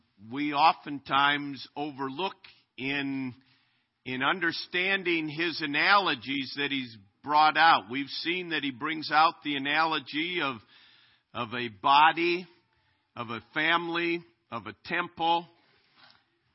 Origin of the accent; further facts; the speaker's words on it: Minnesota, United States; now in Chariton, United States; I am a Minnesota Twins fan growing up in Minnesota